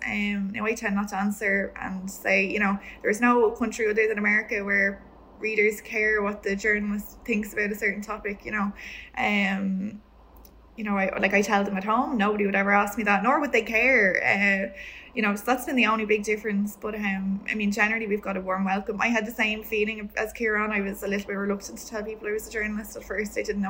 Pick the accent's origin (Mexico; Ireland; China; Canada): Ireland; moved away as an adult; now in New York City, United States